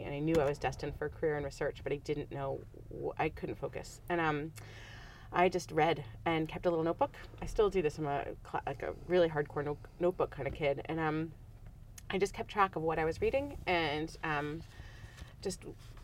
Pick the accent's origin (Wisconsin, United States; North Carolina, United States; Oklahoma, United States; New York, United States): New York, United States; I'm from New York